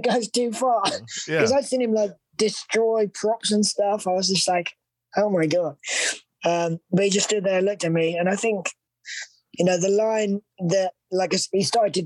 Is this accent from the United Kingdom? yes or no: yes; United Kingdom; accent: British; my British accent